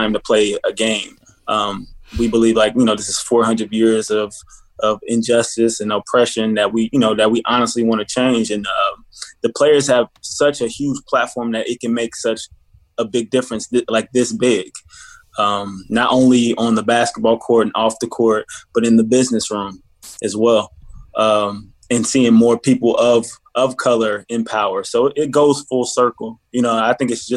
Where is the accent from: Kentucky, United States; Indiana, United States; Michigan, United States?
Indiana, United States; Indianapolis; I'm from Indianapolis